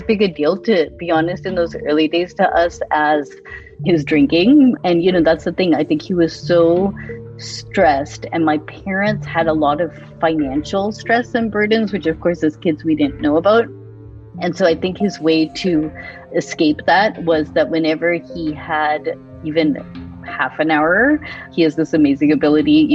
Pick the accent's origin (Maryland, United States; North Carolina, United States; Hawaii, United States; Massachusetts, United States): Massachusetts, United States; Boston; also born or lived in India; I grew up in Boston